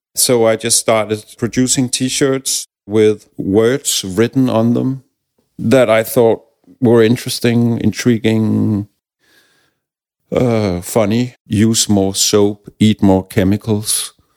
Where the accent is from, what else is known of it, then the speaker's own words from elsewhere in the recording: Denmark; English is a second language; also born or lived in Copenhagen; we have a word in Danish